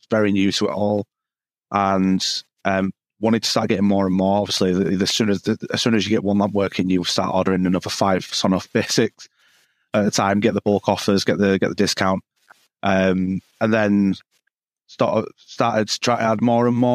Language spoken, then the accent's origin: English; Halifax, Yorkshire and the Humber, United Kingdom; I'm from the UK, a small town in Yorkshire called Halifax